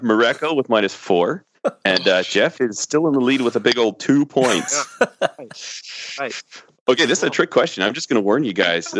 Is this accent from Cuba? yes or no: no; Canada; I'm a Canadian asking the questions.